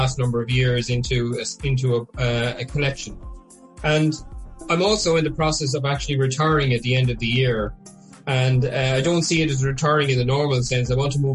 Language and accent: English; Carrick-on-Suir, Munster, Ireland; also born or lived in Dublin / Donegal / South Kilkenny; now in Tramore, Ireland; I'm originally from Carrick, I'm sure, but I've lived in Dublin, Donegal, South Kilkenny, and now Tramore